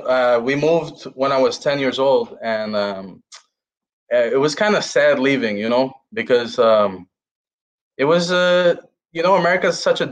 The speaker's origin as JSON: {"language": "English", "town": "Chicago", "region": "Illinois", "country": "United States", "tie": "born or raised there", "said": "It was amazing, you know, growing up in Chicago."}